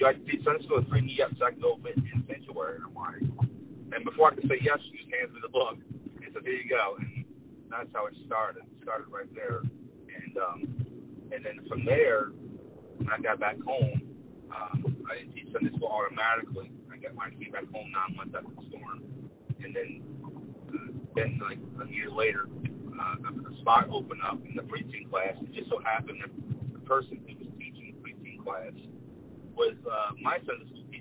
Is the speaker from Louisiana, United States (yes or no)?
yes; Chalmette, Louisiana, United States; I'm from Chalmette, Louisiana, suburb of New Orleans.